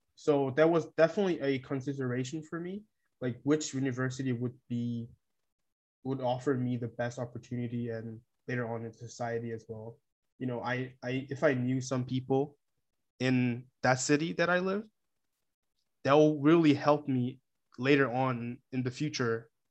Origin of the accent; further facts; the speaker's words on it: South Korea; moved away as an adult; now in Hamburg, Germany; I'm from South Korea